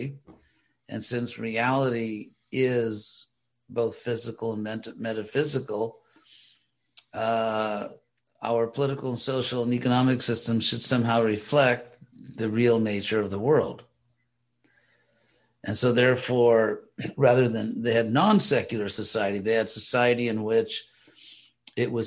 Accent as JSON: {"language": "English", "town": "Los Angeles", "region": "California", "country": "United States", "tie": "born or raised there", "said": "where I grew up in Los Angeles, they call people Angelinos."}